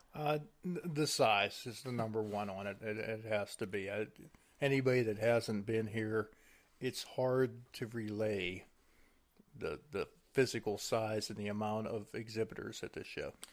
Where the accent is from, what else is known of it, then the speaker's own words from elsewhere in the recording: Pennsylvania, United States; we're from Pennsylvania